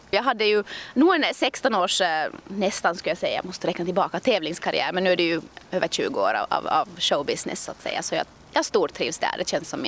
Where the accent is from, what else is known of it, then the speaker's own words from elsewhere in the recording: Stockholm, Stockholm County, Sweden; born there; jag är född i Stockholm och har fortfarande en hel del släkt där och kusiner